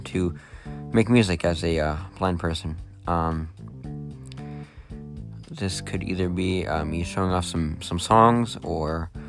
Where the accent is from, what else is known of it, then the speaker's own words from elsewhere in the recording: New Jersey, United States; I am 18 years old. I am totally blind. I'm from New Jersey.